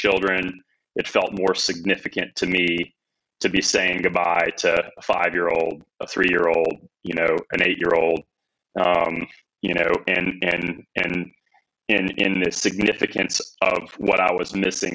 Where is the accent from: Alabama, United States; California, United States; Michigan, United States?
Alabama, United States; Northern; I was born and raised in Northern Alabama